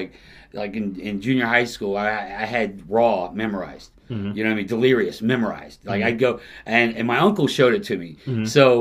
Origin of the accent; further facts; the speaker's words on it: Merritt Island, Florida, United States; also born or lived in Alabama; I grew up in Merritt Island